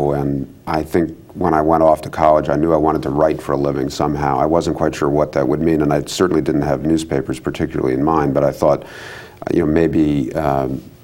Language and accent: English; Washington, District of Columbia, United States; also born or lived in Maryland; I was born and raised in Washington, D.C. and its environs, suburban Maryland.